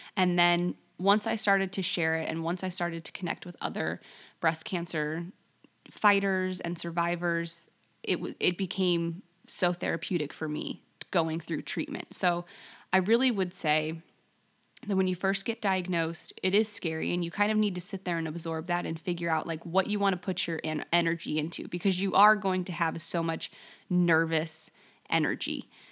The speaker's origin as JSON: {"language": "English", "town": "Las Vegas", "region": "Nevada", "country": "United States", "tie": "born or raised there", "also_born_or_lived": "Alaska", "moved": "as an adult", "said": "I grew up in Las Vegas"}